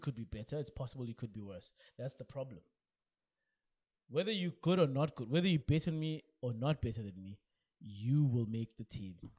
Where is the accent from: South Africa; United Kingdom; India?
South Africa